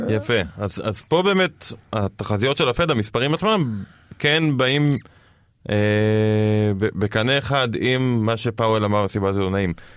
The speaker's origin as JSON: {"language": "Hebrew", "country": "Israel"}